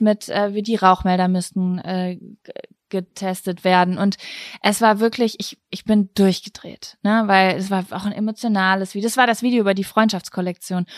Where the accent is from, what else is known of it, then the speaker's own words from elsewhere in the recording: Lübbecke, North Rhine-Westphalia, Germany; moved away; Ich war die letzten drei, vier Tage in Lübbecke, meine Heimatstadt, bei meiner Mama